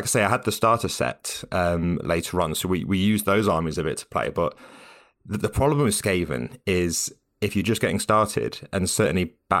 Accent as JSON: {"language": "English", "region": "West Midlands", "country": "United Kingdom", "tie": "born or raised there", "said": "So I grew up in Staffordshire, in a very small town in Staffordshire, sort of about an hour north of Birmingham."}